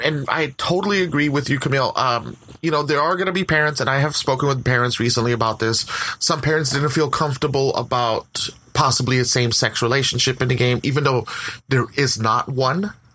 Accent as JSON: {"language": "English", "region": "West Coast", "country": "United States", "said": "I'm from the West Coast"}